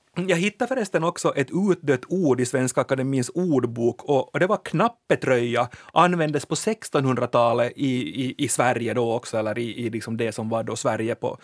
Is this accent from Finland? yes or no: yes; Finland; vi finlandssvenskar